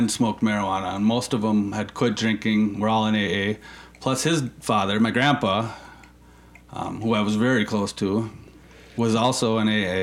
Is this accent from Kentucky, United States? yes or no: no; Anoka, Minnesota, United States; also born or lived in California; I'm from Minnesota, and I've really never left